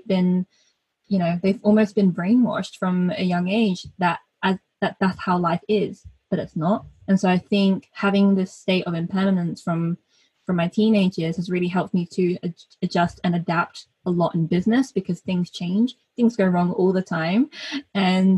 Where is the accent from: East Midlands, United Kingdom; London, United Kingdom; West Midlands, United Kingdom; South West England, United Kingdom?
South West England, United Kingdom; North Devon; I am British born. I'm British born Chinese, so we call ourselves BDCs over here. And yeah, so I grew up in North Devon